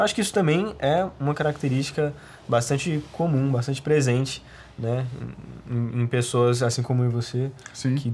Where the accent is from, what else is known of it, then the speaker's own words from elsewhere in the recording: Pouso Alegre, Minas Gerais, Brazil; eu sou de Minas, sou tá. de Pouso Alegre, é uma cidade de Minas. É, mais um, um, um empecilho, né? Uma cidade muito pequena